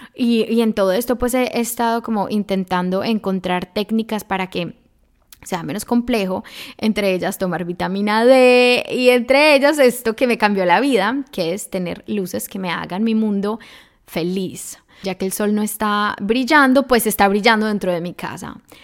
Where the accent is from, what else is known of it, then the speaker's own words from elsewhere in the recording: Medellín, Antioquia, Colombia; moved away as an adult; now in Germany; yo soy de Colombia, especialmente de Medellín, o sea, la ciudad de la eterna primavera